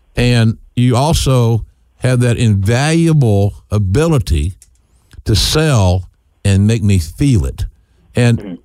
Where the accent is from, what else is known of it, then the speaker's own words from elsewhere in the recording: Norman, Oklahoma, United States; my hometown of Norman